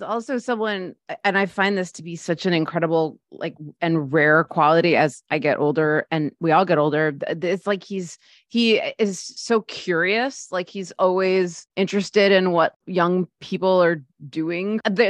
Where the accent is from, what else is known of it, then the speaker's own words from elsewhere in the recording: Scarsdale, New York, United States; I grew up in Scarsdale.